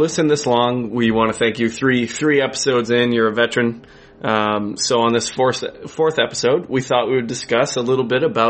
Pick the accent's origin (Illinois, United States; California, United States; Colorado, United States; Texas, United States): Colorado, United States; Boulder; now in Canada; Boulder, Colorado.